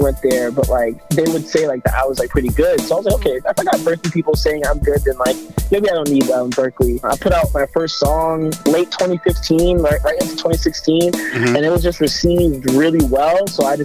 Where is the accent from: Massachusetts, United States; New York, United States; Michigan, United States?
Massachusetts, United States; Boston; So I grew up in Dorchester, full house, like Haitian household.